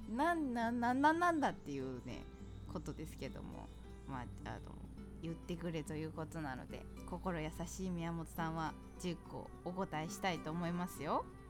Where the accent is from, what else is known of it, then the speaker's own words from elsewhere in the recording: Chiba, Japan; now in New York, United States; 私千葉県出身なんで